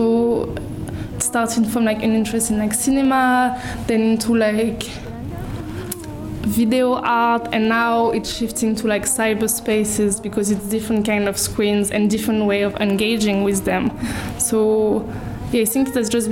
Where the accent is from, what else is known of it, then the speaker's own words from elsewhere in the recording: Paris, Île-de-France, France; I grew up in Paris